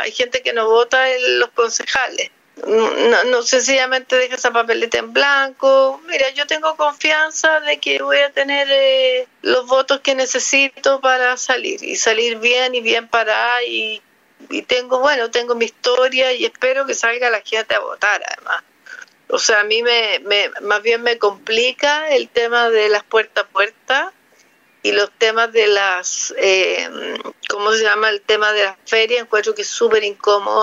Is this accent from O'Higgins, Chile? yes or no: no; Talca, Maule, Chile; also born or lived in Santiago / Providencia; now in Ñuñoa, Chile; Yo soy talquina, de corazón amo Talca. Eh, nací, me malcrié en Talca, después llegué a Santiago